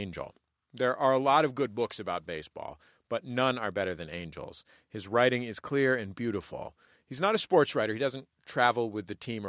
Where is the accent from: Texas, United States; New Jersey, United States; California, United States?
California, United States; San Francisco; I grew up in San Francisco in the 80s and 90s